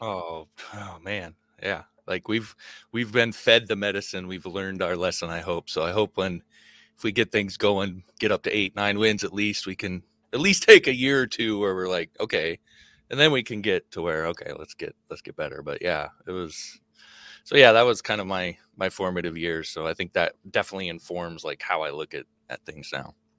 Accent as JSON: {"language": "English", "region": "Nebraska", "country": "United States", "tie": "born or raised there", "also_born_or_lived": "Wyoming", "said": "I wasn't born in Nebraska, but I grew up in Nebraska. Born in Wyoming and moved to Nebraska when I was five"}